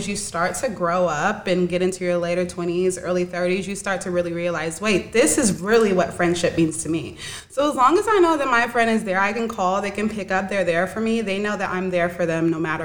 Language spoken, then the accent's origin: English; Sacramento, California, United States; I'm from Sacramento, California.